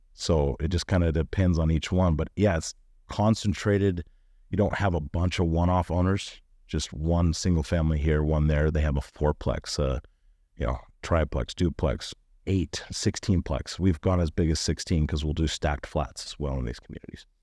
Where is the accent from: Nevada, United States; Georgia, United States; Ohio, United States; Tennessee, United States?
Nevada, United States; Northern; moved away as an adult; now in Utah, United States; I was from Northern Nevada